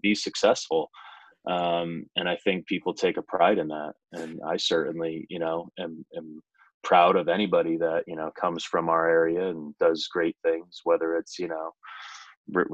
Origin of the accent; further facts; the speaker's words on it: Ogdensburg, New York, United States; growing up in Ogdensburg